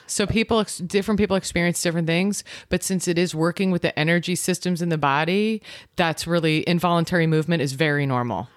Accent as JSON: {"language": "English", "region": "New York", "country": "United States", "tie": "born or raised there", "moved": "yes", "said": "I'm originally from New York. I grew up in New York."}